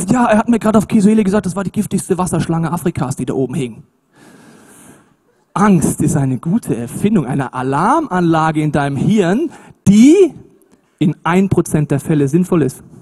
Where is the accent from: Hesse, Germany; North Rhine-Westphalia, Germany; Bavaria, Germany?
Bavaria, Germany; Munich; Ich komme aus München, ich kenne das nicht so.